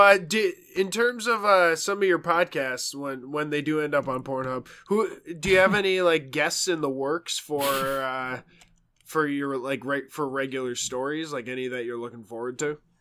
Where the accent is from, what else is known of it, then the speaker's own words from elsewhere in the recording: New York, United States; moved away; being a New Yorker